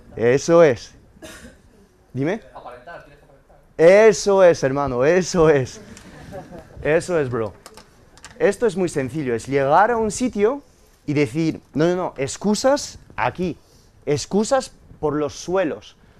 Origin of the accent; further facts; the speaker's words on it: France; moved away; Yo soy inmigrante francés, nacido de padres españoles que emigraron a Francia en los años 60 y nací eh, en 1991